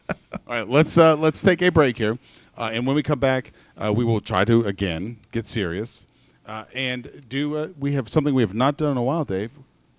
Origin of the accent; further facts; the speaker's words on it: Florida, United States; when I was growing up in Florida